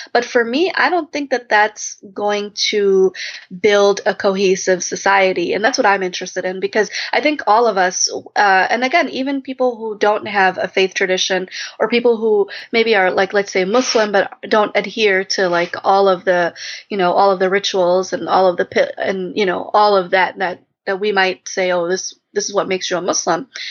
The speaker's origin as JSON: {"language": "English", "town": "Chicago", "region": "Illinois", "country": "United States", "said": "I'm from suburban Chicago"}